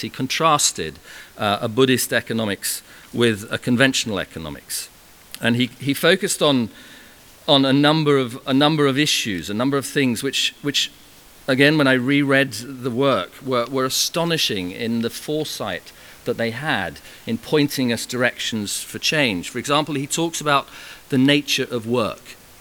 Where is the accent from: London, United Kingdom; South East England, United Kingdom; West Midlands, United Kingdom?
South East England, United Kingdom; Farnham; my hometown in Farnham